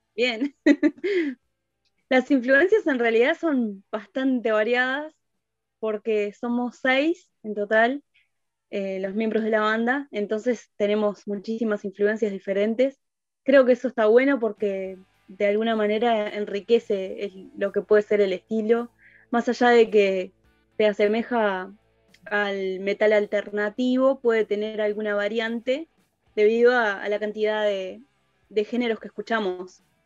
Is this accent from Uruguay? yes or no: yes; Uruguay